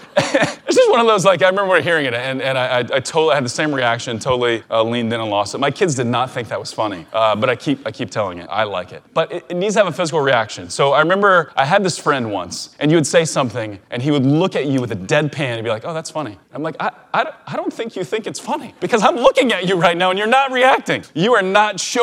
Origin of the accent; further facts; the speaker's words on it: Missouri, United States; Brewer and I, Chris Brewer, my business partner, co-founder of OMG, we were like the only Missouri peeps in Blue Ribbon